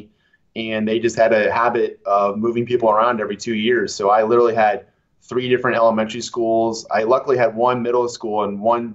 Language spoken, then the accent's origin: English; Madison, Wisconsin, United States; I was born in Madison, Wisconsin, in the heart of the Midwest.